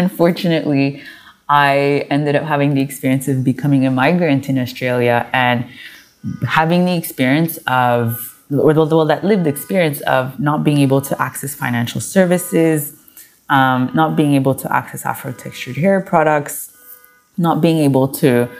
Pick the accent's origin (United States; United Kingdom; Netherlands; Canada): Canada; Montreal, Quebec; I was born and raised in Montreal, Canada